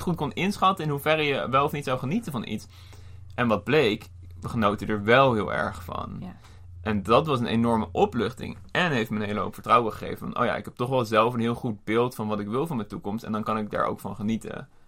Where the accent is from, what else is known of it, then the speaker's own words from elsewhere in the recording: Netherlands; als Nederlanders